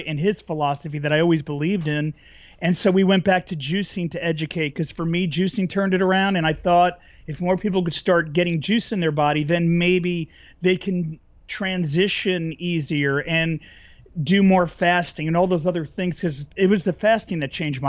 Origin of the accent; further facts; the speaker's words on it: New Jersey, United States; now in California, United States; I grew up in New Jersey